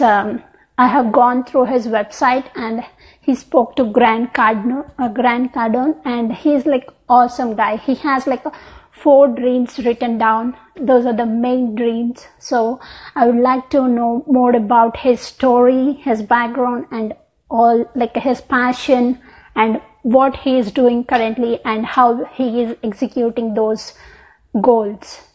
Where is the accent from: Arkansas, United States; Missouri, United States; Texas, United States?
Texas, United States; I'm in CST. I'm from Texas